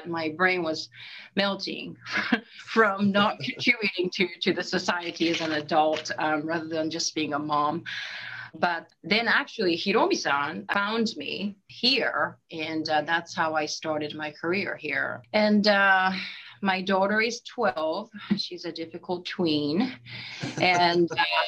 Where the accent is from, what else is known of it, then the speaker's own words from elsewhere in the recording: Fukuoka, Japan; English is a second language; moved away as an adult; now in United States; I'm originally from Japan, Fukuoka, southern part of Japan